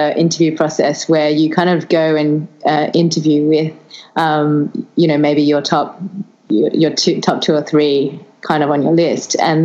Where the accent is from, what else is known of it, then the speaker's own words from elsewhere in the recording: Australia; also born or lived in London, United Kingdom; I'm Australian